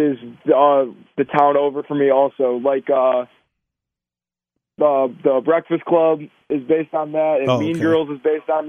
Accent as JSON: {"language": "English", "town": "Deerfield", "region": "Illinois", "country": "United States", "tie": "born or raised there", "said": "It's a really, really wealthy suburb of Chicago."}